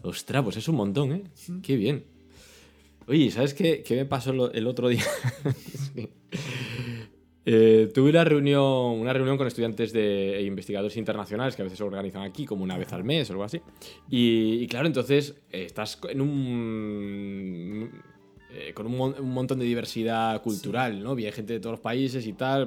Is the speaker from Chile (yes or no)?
no; Spain; yo soy español